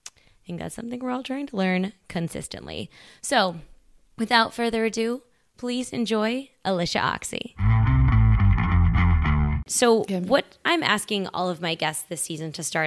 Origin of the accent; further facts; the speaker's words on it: Midwest, United States; I grew up all over the Midwest.